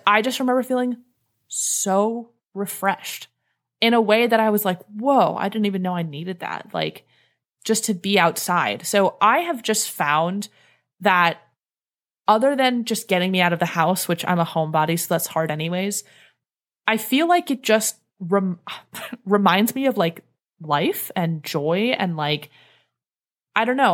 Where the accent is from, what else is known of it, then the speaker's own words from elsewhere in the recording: Cleveland, Ohio, United States; moved away as an adult; I grew up in the Northeast. I grew up in Cleveland